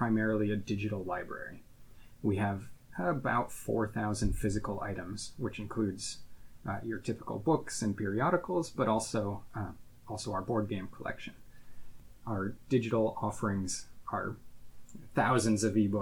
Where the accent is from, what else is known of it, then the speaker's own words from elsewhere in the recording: Midwest, United States; moved away as an adult; also born or lived in Texas / Pittsburgh, Pennsylvania; now in Harrisburg, United States; I grew up in the Midwest and went to college at Laterno University in Texas.